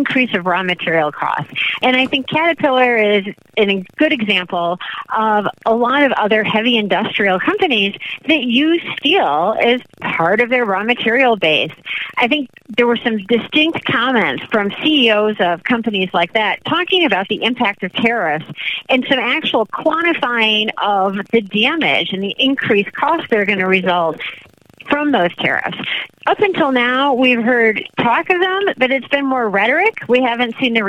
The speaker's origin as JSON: {"language": "English", "town": "Chicago", "region": "Illinois", "country": "United States", "tie": "born or raised there", "moved": "as an adult", "said": "now I am back in Chicago, my hometown"}